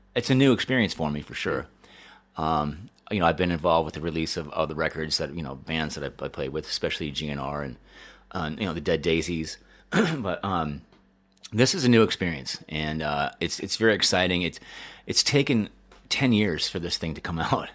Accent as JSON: {"language": "English", "town": "Denver", "region": "Colorado", "country": "United States", "tie": "born or raised there", "also_born_or_lived": "Chicago", "moved": "yes", "said": "I grew up in Denver"}